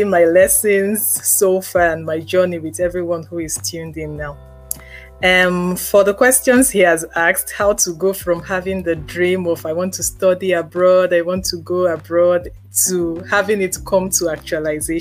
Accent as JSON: {"language": "English", "region": "Lagos", "country": "Nigeria", "tie": "born or raised there", "said": "I grew up in Ajegunle for the first 20-something years of my life"}